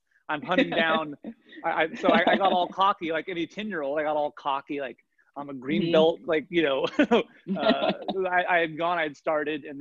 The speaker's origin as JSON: {"language": "English", "town": "Nashville", "region": "Tennessee", "country": "United States", "tie": "born or raised there", "said": "I was born in Nashville, Tennessee, and my dad was going to get his PhD at Vanderbilt. So we were in Nashville out there"}